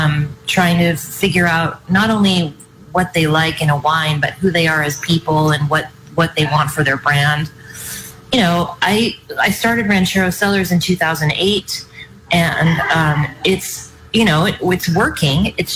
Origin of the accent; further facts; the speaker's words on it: Napa, California, United States; now in Paso Robles, United States; I came from Napa, and I moved to Paso, and I got slapped around a little bit and then figured it out.